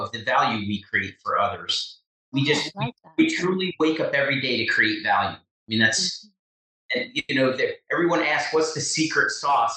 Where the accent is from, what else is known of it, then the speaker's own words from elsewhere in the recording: Chester, New Jersey, United States; also born or lived in Blairstown, New Jersey; I was born and raised in Chester, New Jersey